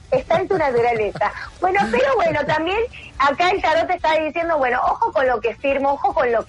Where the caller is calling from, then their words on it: Remedios de Escalada, Buenos Aires Province, Argentina; Soy … de Remedios de Escalada.